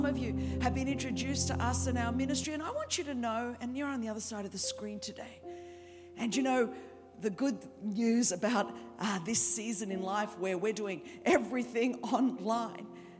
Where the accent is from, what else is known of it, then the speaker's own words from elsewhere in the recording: Sydney, New South Wales, Australia; accent: Australian (Sydney); As you can tell from my accent, this is the Queen's English from Sydney, Australia